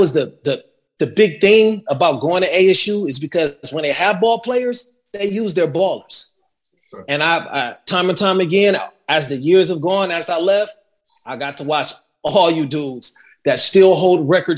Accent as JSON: {"language": "English", "town": "Carson", "region": "California", "country": "United States", "tie": "born or raised there", "moved": "as an adult", "said": "growing up in Carson, which is a really multicultural city"}